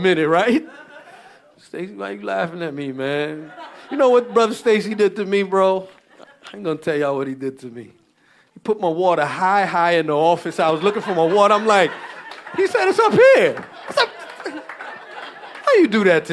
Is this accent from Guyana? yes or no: yes; Guyana; we Guyanese, so we grew up around Caribbean church